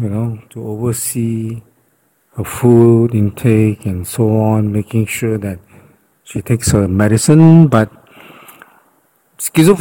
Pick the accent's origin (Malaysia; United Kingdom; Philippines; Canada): Malaysia; we are from Malaysia